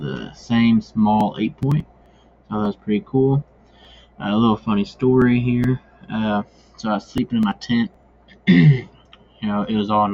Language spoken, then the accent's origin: English; Missouri, United States; I am from Missouri